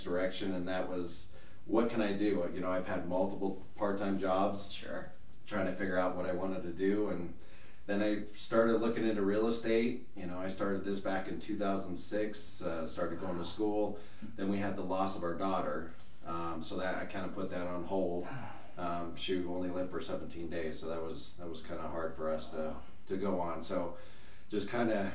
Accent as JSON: {"language": "English", "town": "Colorado Springs", "region": "Colorado", "country": "United States", "tie": "born or raised there", "also_born_or_lived": "Black Forest, Colorado", "said": "born and raised in Colorado. Lived in Colorado Springs pretty much my whole life"}